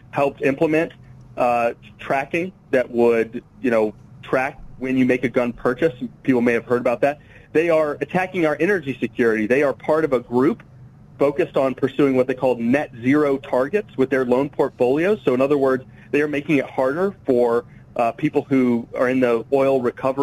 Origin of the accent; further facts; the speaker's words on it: Sarasota, Florida, United States; moved away; Originally grew up in Sarasota, Florida